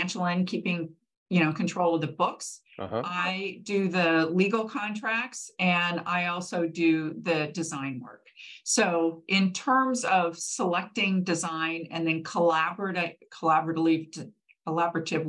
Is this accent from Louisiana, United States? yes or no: no; Manhattan Beach, California, United States; I grew up in Manhattan Beach